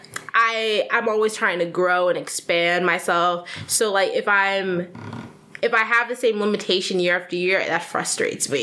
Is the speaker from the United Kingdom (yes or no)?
no; Chicago, Illinois, United States; also born or lived in Granville, Ohio; I grew up here. I'm from Chicago